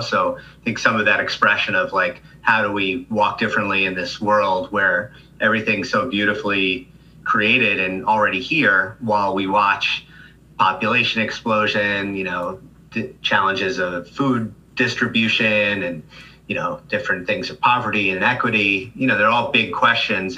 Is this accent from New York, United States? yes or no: yes; Rockland County, New York, United States; I grew up in Rockland County um, as a as a child